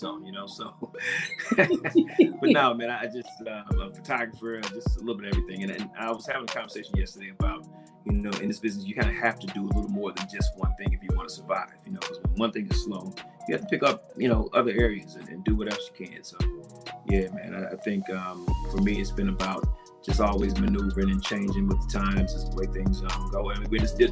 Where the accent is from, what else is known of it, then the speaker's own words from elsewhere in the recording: Kansas City, Missouri, United States; I'm originally from Kansas City, Missouri, born and raised there.